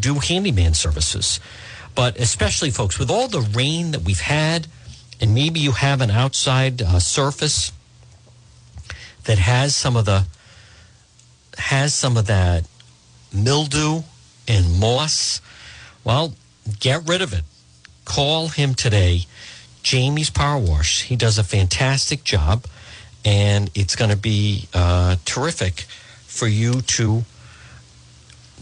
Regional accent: Cranston, Rhode Island, United States; I grew up, that's at Moreland Avenue and Broad Street. And I grew up on Ferncrest

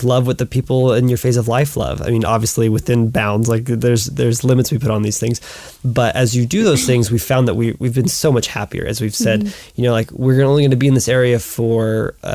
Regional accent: Louisiana, United States; moved away as an adult; now in Utah, United States; I'm from Louisiana

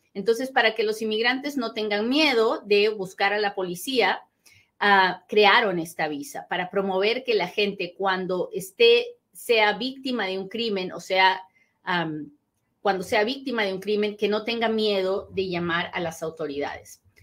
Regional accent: Peru; soy peruana

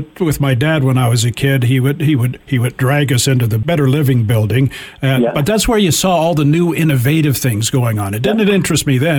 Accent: Toronto, Ontario, Canada; As a kid growing up in Toronto

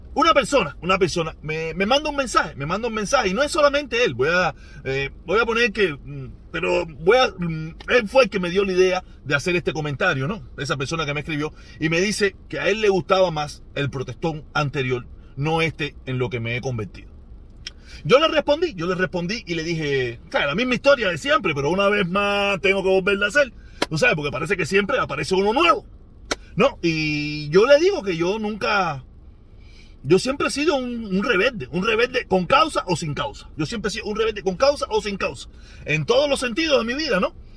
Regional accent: Cuba

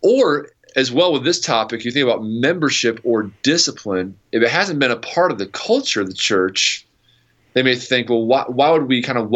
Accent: New York, United States; also born or lived in Wisconsin / Akron, Ohio; now in Ohio, United States; I'm from New York originally

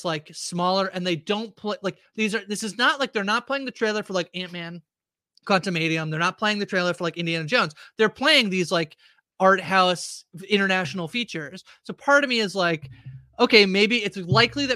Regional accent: Canada; We were just being Canadian

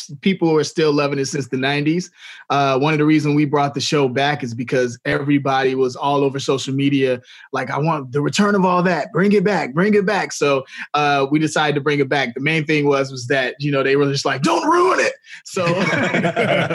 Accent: Chicago, Illinois, United States; I'm from Chicago

